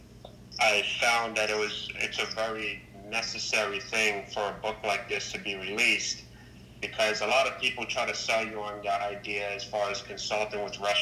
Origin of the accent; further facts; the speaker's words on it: New York City, New York, United States; I'm from the Bronx, New York, born and raised